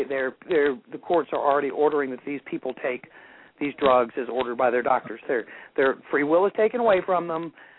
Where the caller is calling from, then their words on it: North Carolina, United States; From North Carolina.